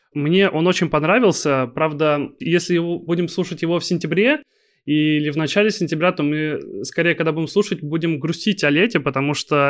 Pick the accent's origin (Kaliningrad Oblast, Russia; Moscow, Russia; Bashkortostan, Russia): Kaliningrad Oblast, Russia; Kaliningrad; я из Калининграда. Я на ваших концертах был у нас